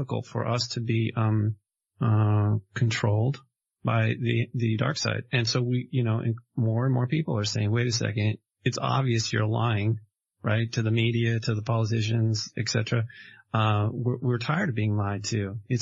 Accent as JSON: {"language": "English", "town": "Malibu", "region": "California", "country": "United States", "tie": "born or raised there", "also_born_or_lived": "Los Angeles", "moved": "as an adult", "lives_now": "Hong Kong", "said": "Specifically, I grew up in Malibu"}